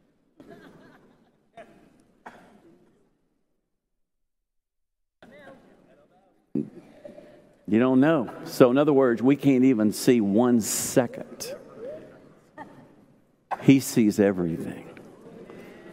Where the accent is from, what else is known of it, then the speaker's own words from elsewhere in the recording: Arkansas, United States; I grew up in Arkansas